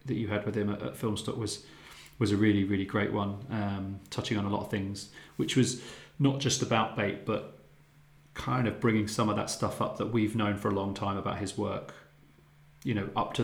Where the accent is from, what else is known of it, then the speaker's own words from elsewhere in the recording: Luton, East of England, United Kingdom; Luton, my hometown